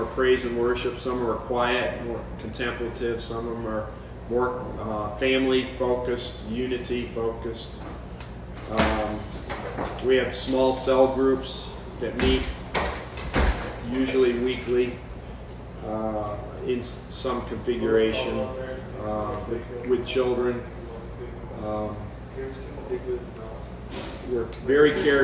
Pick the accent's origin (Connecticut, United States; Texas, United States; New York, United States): New York, United States; now in Augusta, United States; I'm from New York